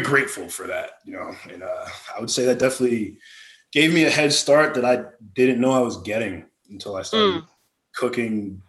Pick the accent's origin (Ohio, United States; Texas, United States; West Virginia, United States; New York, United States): New York, United States; Albany; also born or lived in Memphis, Tennessee; I grew up upstate New York.